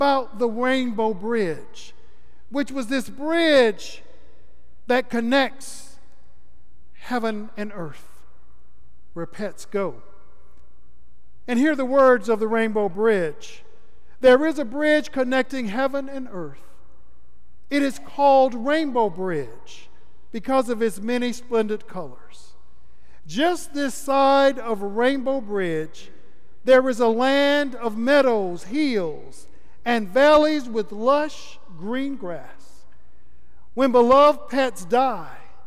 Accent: Florida, United States; my home state of Florida

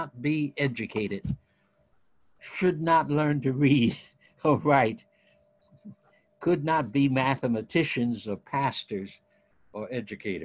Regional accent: Ohio, United States; moved away; I grew up in United Methodist Youth Fellowships in Ohio and Midwest

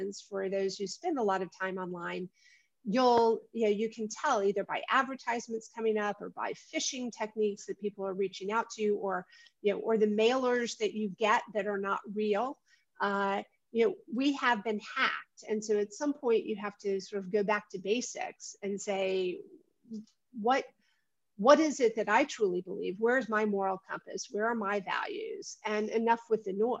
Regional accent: Atlanta, Georgia, United States; moved away as an adult; also born or lived in Prague; the family I grew up with here in Atlanta

